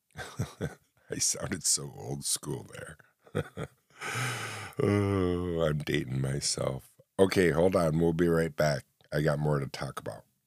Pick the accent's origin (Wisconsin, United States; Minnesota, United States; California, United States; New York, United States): New York, United States; upstate New York, central; Because I live in central New York, upstate New York